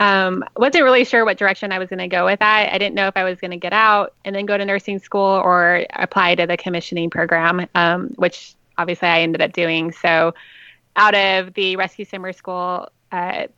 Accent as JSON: {"language": "English", "town": "Las Vegas", "region": "Nevada", "country": "United States", "moved": "yes", "lives_now": "San Diego, United States", "said": "I'm from Vegas"}